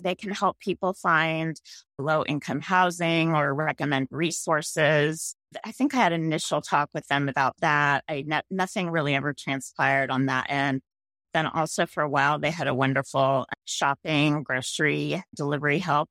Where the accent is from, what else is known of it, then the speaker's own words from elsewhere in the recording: San Mateo, California, United States; also born or lived in San Francisco / Marin County; I grew up in San Mateo